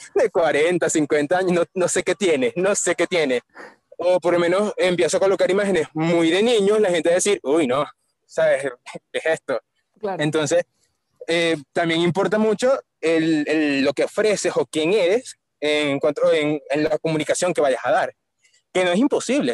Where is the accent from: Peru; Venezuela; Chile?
Venezuela; Caracas, Capital District; Yo soy de Caracas, Venezuela